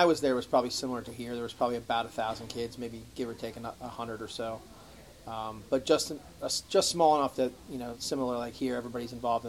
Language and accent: English; Montville, New Jersey, United States; I grew up in Morris County. I'm actually a Morris County guy. I grew up in Montville, so not too far away. Town kind of like Madison.